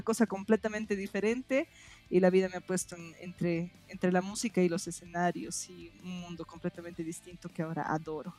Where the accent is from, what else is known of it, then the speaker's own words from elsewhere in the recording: Oruro, Bolivia; moved away as an adult; also born or lived in Potosí; now in La Paz, Bolivia; Yo he vivido en Oruro eh, toda mi época del colegio. Desde que estoy entre en prekinder kinder hasta que salgo bachiller, he estado en el mismo colegio, he vivido en la mm. misma ciudad